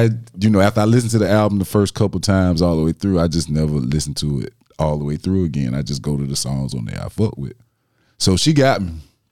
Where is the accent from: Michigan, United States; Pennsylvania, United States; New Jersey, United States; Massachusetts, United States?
Michigan, United States; Detroit; What makes that really sad is the fact that I'm from Detroit.